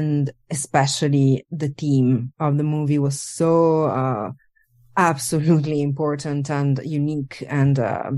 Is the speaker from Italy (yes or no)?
yes; Italy; born there; English is a second language; moved away; I was born in Italy, and I worked across Europe, more or less everywhere.